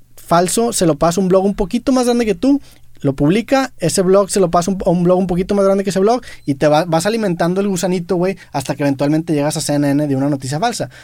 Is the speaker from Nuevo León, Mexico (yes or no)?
yes; Monterrey, Nuevo León, Mexico; siendo regio